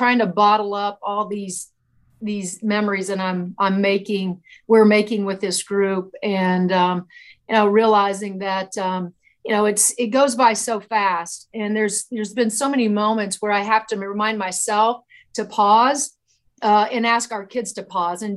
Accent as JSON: {"language": "English", "region": "Indiana", "country": "United States", "tie": "born or raised there", "said": "I grew up in Indiana"}